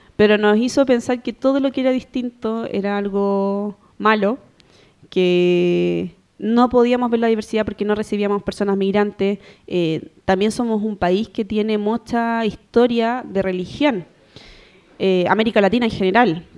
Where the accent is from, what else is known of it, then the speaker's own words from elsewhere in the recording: Santiago, Santiago Metropolitan Region, Chile; also born or lived in Calama; yo nací en Santiago